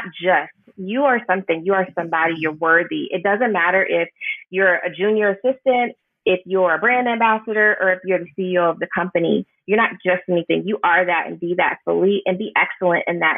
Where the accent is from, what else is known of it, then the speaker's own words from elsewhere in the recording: Houston, Texas, United States; now in New Orleans, United States; I'm from Houston. We're from Houston, but moving to New Orleans